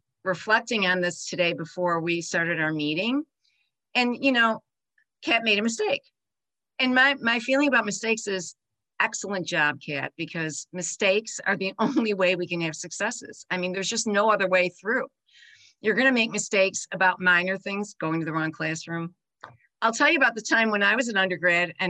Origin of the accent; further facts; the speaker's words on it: Buffalo, New York, United States; moved away as an adult; now in Grand Rapids, United States; I was born in Buffalo, New York to a big Italian family